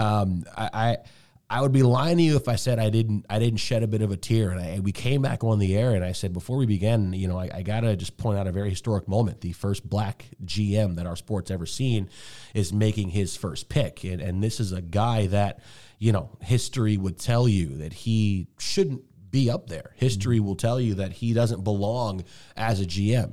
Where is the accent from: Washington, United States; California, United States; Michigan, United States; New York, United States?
Michigan, United States; Detroit; moved away as an adult; also born or lived in Bowling Green; now in Seattle, United States; I grew up in Detroit.